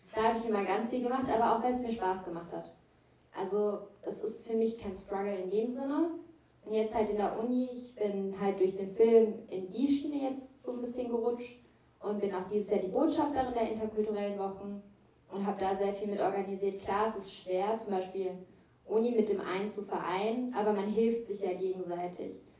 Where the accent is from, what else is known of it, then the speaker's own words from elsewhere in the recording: Germany; Ich liebe Somalia. Ich liebe Deutschland. Es ist beides meine Heimat. Aber ich bin nicht migriert. Meine Eltern sind